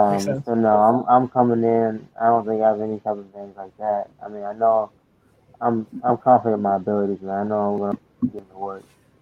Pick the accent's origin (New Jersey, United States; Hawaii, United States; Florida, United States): Florida, United States; now in West Virginia, United States; I live in West Virginia right now, but I'm from